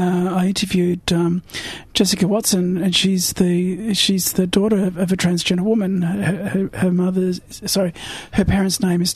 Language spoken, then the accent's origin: English; New South Wales, Australia; moved away; I was born in New South Wales.